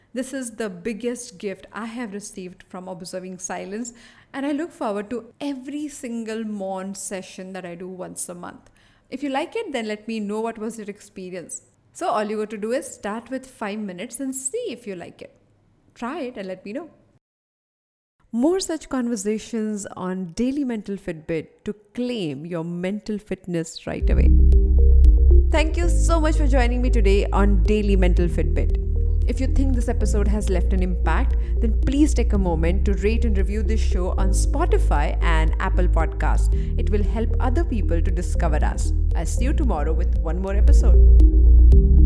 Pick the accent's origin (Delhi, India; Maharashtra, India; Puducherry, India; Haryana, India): Maharashtra, India; Mumbai; I am born and brought up in Bombay